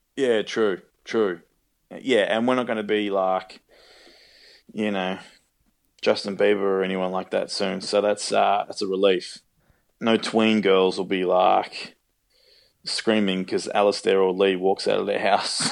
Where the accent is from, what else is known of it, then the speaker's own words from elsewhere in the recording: Australia; accent: Australian; I love working in Australia and I love being able to use my own accent.